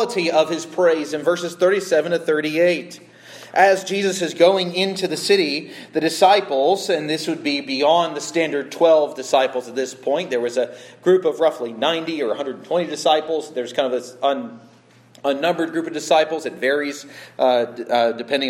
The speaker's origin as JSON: {"language": "English", "country": "United States", "said": "I'm an American."}